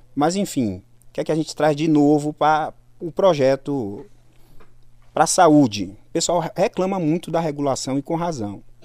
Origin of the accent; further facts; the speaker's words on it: Salvador, Bahia, Brazil; eu fui criado praticamente nas ruas lá de Salvador. Basicamente, eu fui criado em Cajazeiras.